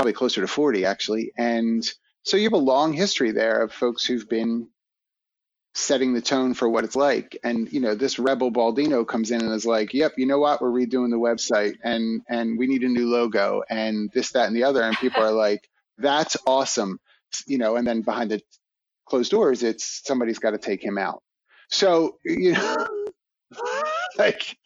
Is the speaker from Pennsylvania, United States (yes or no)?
yes; Philadelphia, Pennsylvania, United States; as a kid growing up in Philly